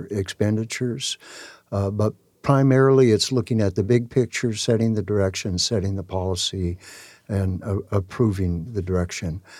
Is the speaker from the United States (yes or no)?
yes; Tacoma, Washington, United States; I'm born and raised in Tacoma, in South